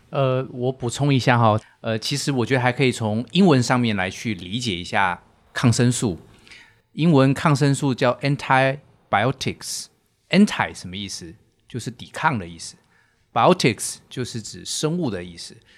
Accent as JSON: {"language": "Chinese", "country": "Taiwan", "moved": "as an adult", "lives_now": "Shanghai, China", "said": "我来自于台湾，过往是从事实验室的工作"}